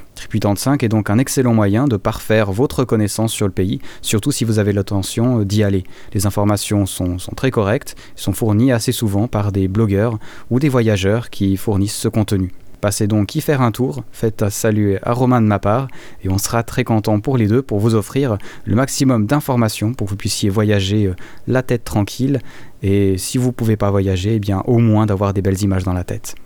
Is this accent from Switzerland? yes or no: yes; Valais, Switzerland; ma région natale, du Valais